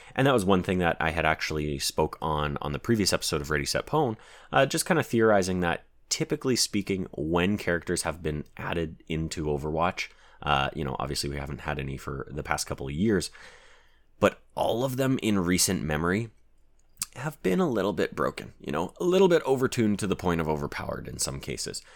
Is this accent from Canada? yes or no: yes; Canada